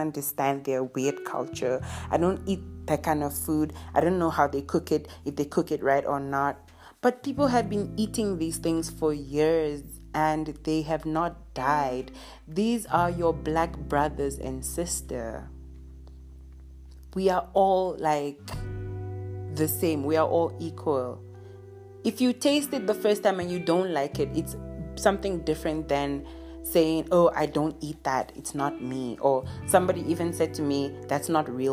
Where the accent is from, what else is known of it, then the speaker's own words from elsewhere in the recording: Nigeria; now in Southern Africa; I am a Nigerian who lives in Southern Africa